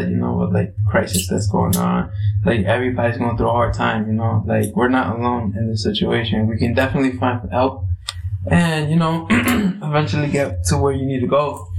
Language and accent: English; New York City, New York, United States; now in Chicago, United States; I'm not from Chicago. I'm actually from New York, born and raised in Brooklyn.